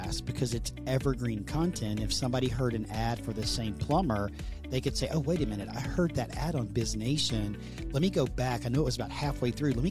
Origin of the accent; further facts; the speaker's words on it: Texas, United States; accent: Southern; my Southern accent from Texas in the United States